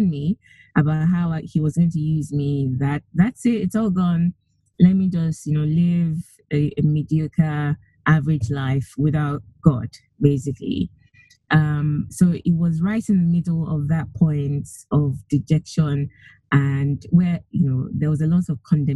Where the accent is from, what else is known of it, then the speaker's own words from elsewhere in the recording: Nigeria; moved away; I come originally from Nigeria. I grew up mostly in Nigeria, went to school, went to university there.